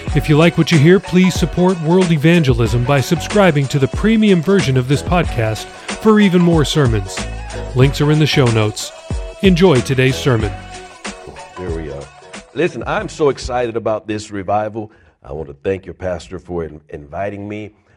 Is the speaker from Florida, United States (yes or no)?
yes; Pompano Beach, Florida, United States; moved away; also born or lived in Fort Lauderdale, Florida; I was born in Fort Lauderdale, and I grew up in a city called Pompano Beach, Florida